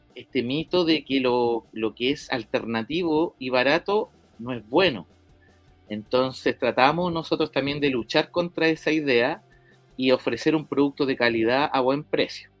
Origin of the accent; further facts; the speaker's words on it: La Pintana, Santiago Metropolitan Region, Chile; yo soy eh, oriundo de La Pintana